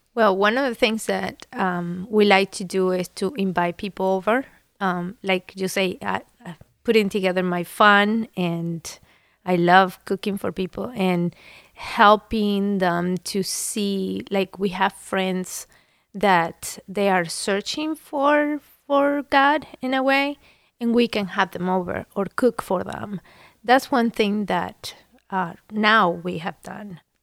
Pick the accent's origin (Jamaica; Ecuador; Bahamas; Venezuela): Venezuela; now in Columbus, United States; I was born in Venezuela